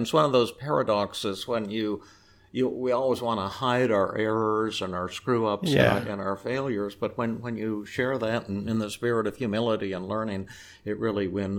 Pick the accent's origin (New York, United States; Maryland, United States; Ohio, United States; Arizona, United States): Arizona, United States; Phoenix; now in California, United States; when I was a kid growing up in Phoenix, we had sunny days 90% of the time.